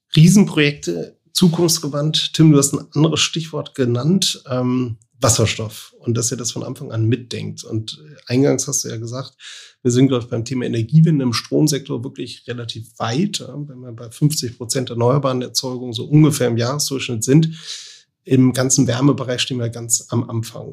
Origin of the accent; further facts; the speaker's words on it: Oldenburg, Lower Saxony, Germany; wir teilen beide die gleiche Heimat, nämlich Oldenburg und Umgebung